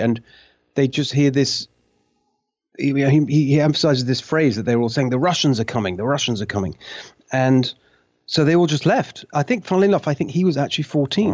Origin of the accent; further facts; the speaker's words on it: Brighton, South East England, United Kingdom; moved away; also born or lived in London / Hungary; I was raised in a town called Brighton. That's, that's really what I think of as home, this town called Brighton, which is on the south coast of England